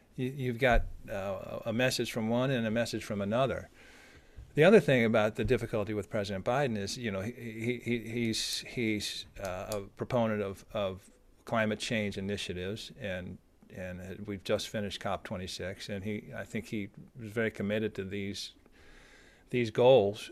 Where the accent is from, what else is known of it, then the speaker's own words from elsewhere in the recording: United States; as an American